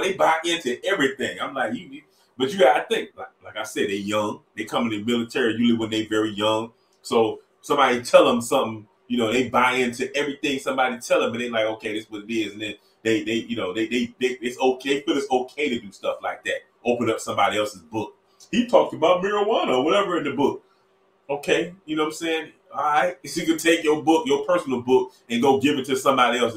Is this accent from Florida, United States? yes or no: yes; Miami, Florida, United States; I'm from Miami.